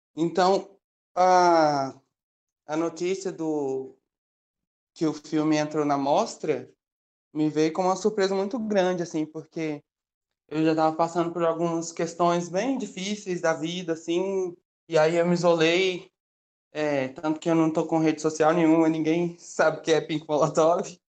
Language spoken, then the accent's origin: Portuguese; Belo Horizonte, Minas Gerais, Brazil; eu moro em Belo Horizonte, então eu sou uma bicha preta mineira, e aí eu vivi a minha vida toda